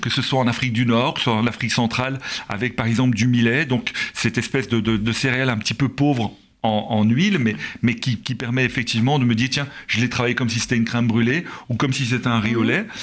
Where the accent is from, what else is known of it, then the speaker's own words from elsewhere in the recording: Belgium; nous en tant que Belges